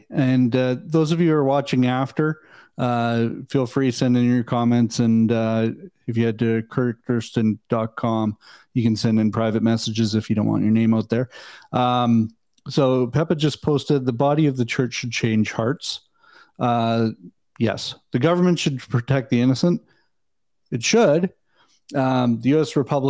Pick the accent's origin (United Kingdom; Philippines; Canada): Canada; Even as a Canadian, I look at the U.S. setup the way it should be working